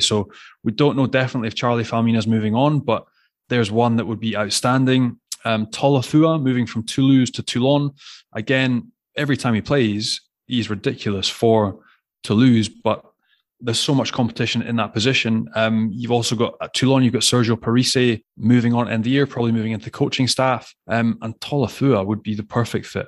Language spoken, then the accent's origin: English; Glasgow, Scotland, United Kingdom; you're growing up in Glasgow